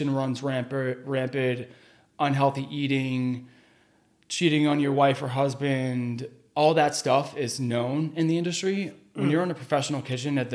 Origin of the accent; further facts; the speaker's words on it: Chelmsford, Massachusetts, United States; also born or lived in Boston; I was from Chelmsford. I was living in Chelmsford that whole time